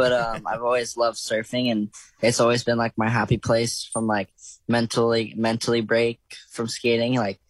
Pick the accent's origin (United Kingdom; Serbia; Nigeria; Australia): Australia; also born or lived in United States; growing up in Australia